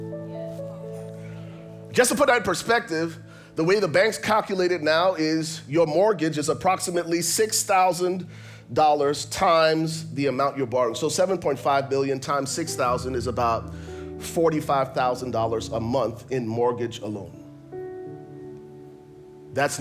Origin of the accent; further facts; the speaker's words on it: Liberia; I grew up in Liberia, West Africa